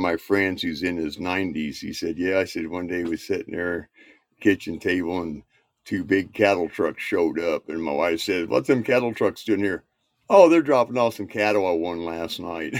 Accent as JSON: {"language": "English", "region": "Indiana", "country": "United States", "tie": "born or raised there", "said": "I was raised in Indiana"}